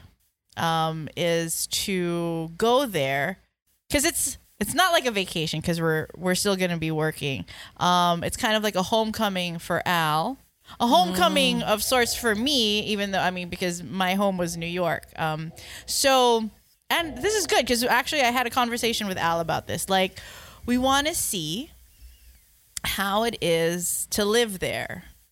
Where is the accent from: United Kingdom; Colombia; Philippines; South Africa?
Philippines; also born or lived in United States; This is my home country